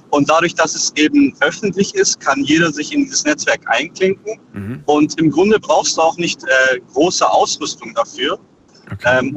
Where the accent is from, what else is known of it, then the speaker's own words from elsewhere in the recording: Ulm, Baden-Württemberg, Germany; ich komme aus Ulm.